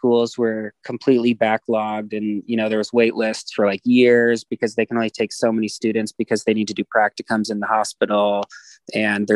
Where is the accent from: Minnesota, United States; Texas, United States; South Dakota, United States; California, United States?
Minnesota, United States; Minneapolis; moved away as an adult; also born or lived in Alaska / Fairbanks, Alaska; now in Idaho, United States; I was born in Minneapolis.